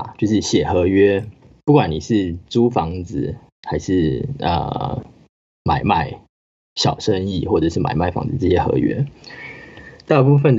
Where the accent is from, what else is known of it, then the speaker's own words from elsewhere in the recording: New Zealand; 我真的是很幸运可以在这个环境下长大，因为在纽西兰的话，它的环境就是一个，这就是一个 normal 的 situation